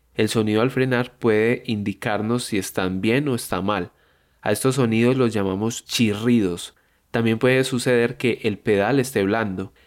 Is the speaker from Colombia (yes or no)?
yes; Colombia